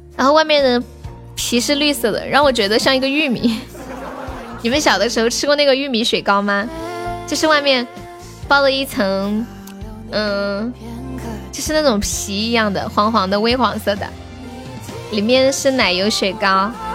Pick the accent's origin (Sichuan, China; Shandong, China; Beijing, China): Sichuan, China; accent: Sichuanese; 我们四川话说给你一脚就给你一酒